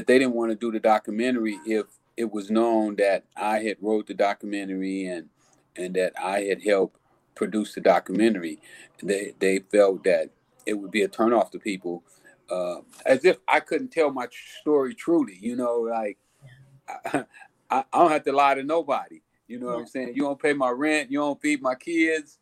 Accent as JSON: {"language": "English", "town": "Los Angeles", "region": "California", "country": "United States", "tie": "born or raised there", "said": "I grew up in South Central Los Angeles."}